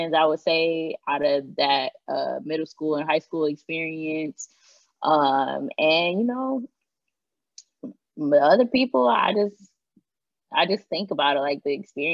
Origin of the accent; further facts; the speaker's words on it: Michigan, United States; I grew up in Michigan, but my grandma already taught me about Juneteenth